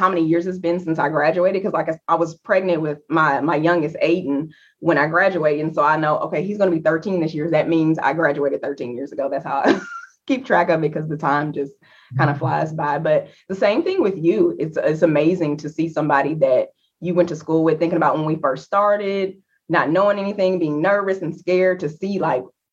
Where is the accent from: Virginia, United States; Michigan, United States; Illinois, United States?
Illinois, United States; Alton; now in Houston, United States; I am originally from the Midwest. So small town, Alton, Illinois, right outside of St. Louis, Missouri.